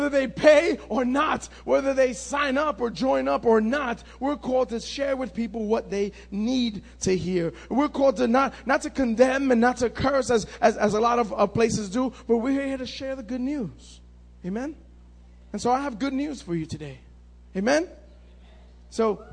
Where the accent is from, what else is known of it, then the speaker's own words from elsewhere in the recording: New York City, New York, United States; I grew up in Manhattan on 80